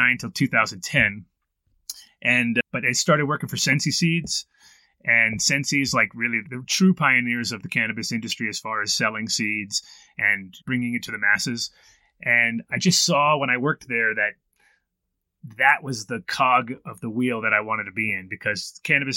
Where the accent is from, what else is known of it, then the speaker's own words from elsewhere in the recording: Woodstock, New York, United States; moved away as an adult; also born or lived in Amsterdam / Colorado; I was born in Woodstock in 1969 in June